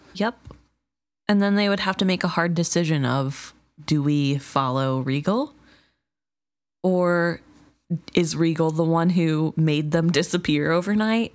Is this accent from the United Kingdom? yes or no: no; United States; we're Americans